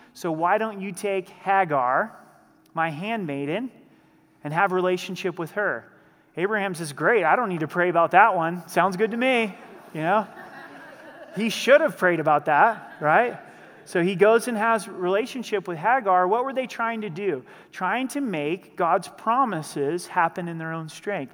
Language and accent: English; the Northwest, Pacific Northwest, United States; now in Colorado Springs, United States; I grew up in the Northwest, and being in the Northwest, I rooted for the Seattle Seahawks.